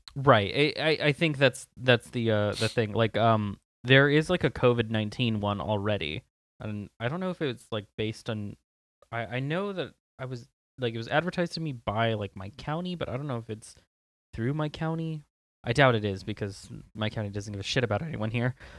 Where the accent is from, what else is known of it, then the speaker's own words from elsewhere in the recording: Southern California, United States; I'm from SoCal